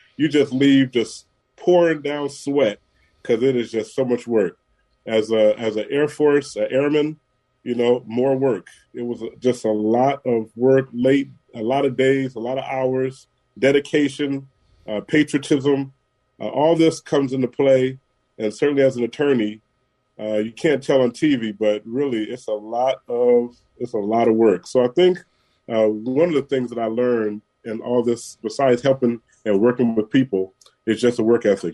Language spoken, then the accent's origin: English; San Francisco, California, United States; Born and raised in San Francisco at uh, General Hospital. So yeah, I've been here through it all.